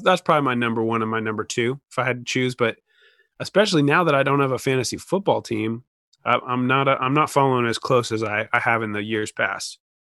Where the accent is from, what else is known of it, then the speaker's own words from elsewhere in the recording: Oregon, United States; now in Washington, United States; being from Oregon